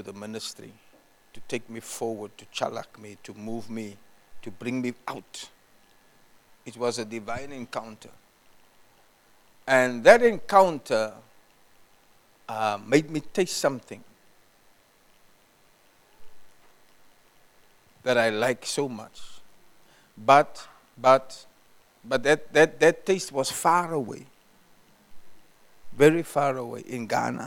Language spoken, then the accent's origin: English; South Africa; I was far from South Africa